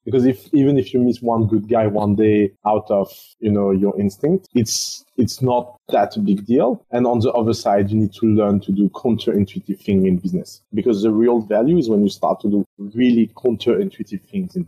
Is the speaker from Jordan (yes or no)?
no; France; moved away as an adult; growing up in France